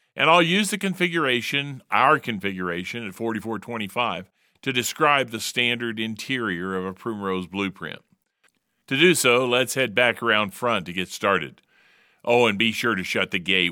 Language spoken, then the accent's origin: English; Indianapolis, Indiana, United States; moved away as an adult; also born or lived in California; now in Utah, United States; living in Utah but from the Hoosier State. Growing up in Indianapolis, the crossroads of America during the 1950s and 1960s